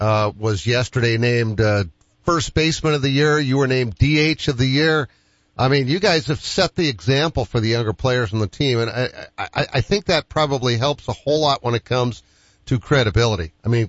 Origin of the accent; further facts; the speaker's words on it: Boston, Massachusetts, United States; I'm being from Boston.